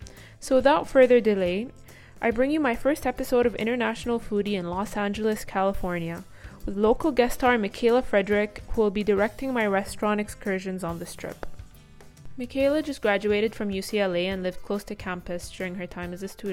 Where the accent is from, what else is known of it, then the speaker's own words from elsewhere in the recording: Qatar; I'm a first year Chapman student and I've been studying online from my home country, Qatar.